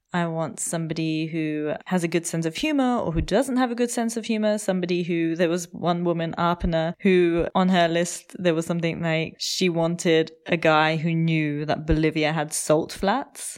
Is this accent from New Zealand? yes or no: no; United Kingdom; now in Germany; when I first came to Germany, being British